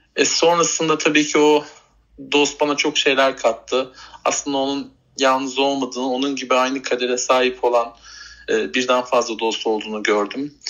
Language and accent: Turkish; Bursa, Turkey; bebekliğim e, Elmas Bahçeler Mahallesi'nde geçti. E, daha sonrasında işte e, büyüdükten sonra taşındık oradan. E, yine Bursa'nın Yıldırım ilçesinde uzun yıllarca yaşadık.